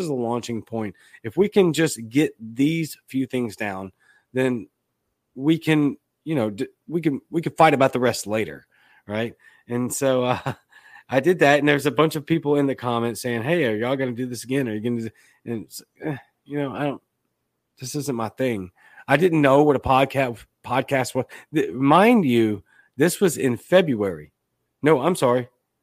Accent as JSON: {"language": "English", "town": "Baton Rouge", "region": "Louisiana", "country": "United States", "moved": "yes", "lives_now": "Jackson, United States", "said": "I'm from Baton Rouge, Louisiana, but I live in Jackson, Mississippi"}